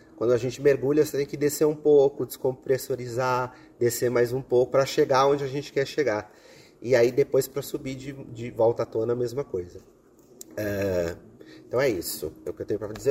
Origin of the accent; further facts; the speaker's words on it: Brazil; nós, como brasileiros